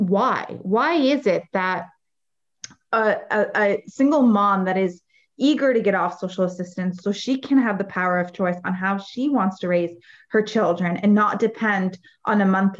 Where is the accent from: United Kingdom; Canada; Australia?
Canada; Windsor, Ontario; also born or lived in Lebanon; I'm from Windsor, Ontario, and we have a huge manufacturing sector.